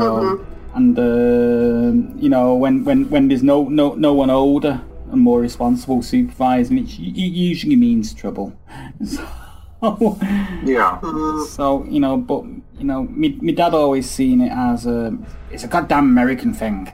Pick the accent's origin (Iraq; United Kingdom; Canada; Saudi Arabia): United Kingdom; born or raised there